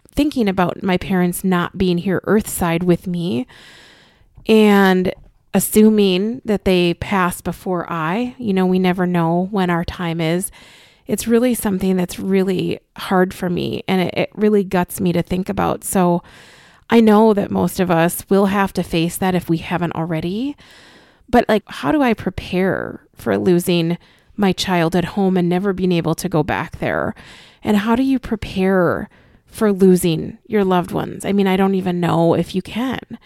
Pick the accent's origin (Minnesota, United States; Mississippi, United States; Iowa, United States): Minnesota, United States; Austin; my childhood home that I grew up in Austin, Minnesota